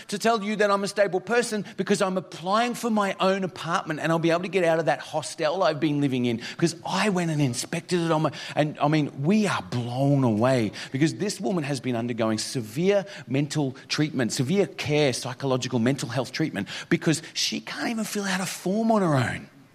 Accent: Mount Isa, Queensland, Australia; moved away; also born or lived in Toowoomba, Queensland / Northern Territory; this is my hometown, but that's because I did primary school there

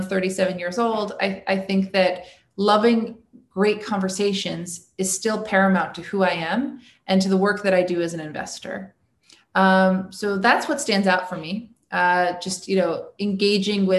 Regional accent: New York City, New York, United States; I was born on the Upper West Side of Manhattan

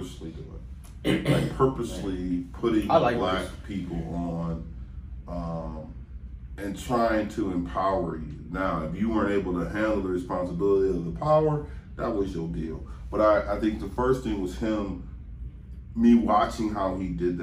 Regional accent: Cleveland, Ohio, United States; moved away as an adult; also born or lived in California; I'm from Cleveland. I'm from the East Side. You know what I mean? I'm from Kinsman.

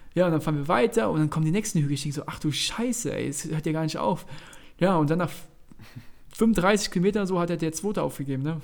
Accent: Mainz, Rhineland-Palatinate, Germany; wir kommen aus Mainz

